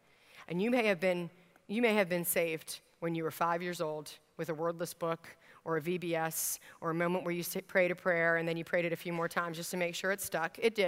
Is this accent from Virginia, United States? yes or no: yes; Virginia, United States; I grew up in Northern Virginia at one point in my stint all across the country as a military brat.